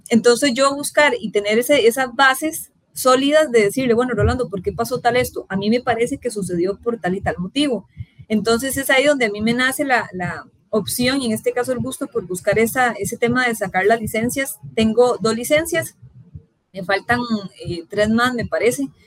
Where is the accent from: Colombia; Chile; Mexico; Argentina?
Colombia; moved away as an adult; yo salí de Colombia en el 2015 y ya para mí llegar a, o sea, a la extra, hacer lo que a mí me gustara y en este caso que era deportes específicamente, para mí fue un gran sueño